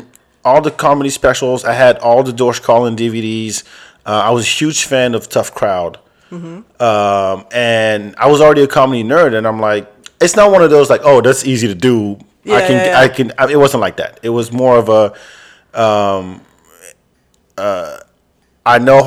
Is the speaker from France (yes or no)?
yes; France; now in Texas, United States; African dude, grew up in France, lives in Texas. You know, speaks three languages.